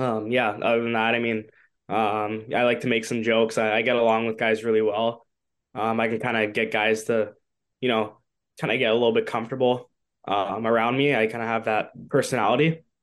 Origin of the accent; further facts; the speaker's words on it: Toronto, Ontario, Canada; growing up in Toronto